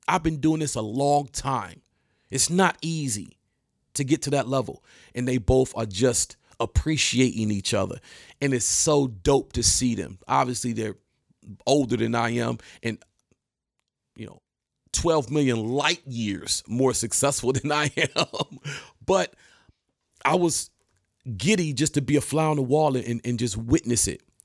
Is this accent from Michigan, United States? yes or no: yes; Detroit, Michigan, United States; I'm from Detroit